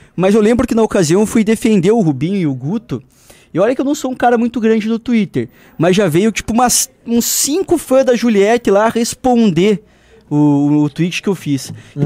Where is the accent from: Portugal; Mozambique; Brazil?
Brazil; Paraná; accent: Paranaense; O sotaque do nosso ah. Paranazão